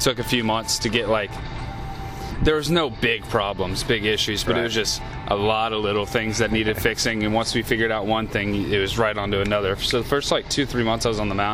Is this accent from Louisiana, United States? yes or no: yes; Louisiana, United States; moved away as an adult; now in Stockton, United States; I'm from Louisiana